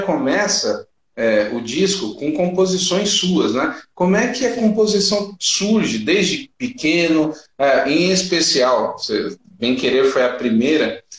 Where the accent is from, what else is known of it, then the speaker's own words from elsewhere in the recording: São Paulo, Brazil; moved away; also born or lived in Piauí / Maranhão; eu sou de São Paulo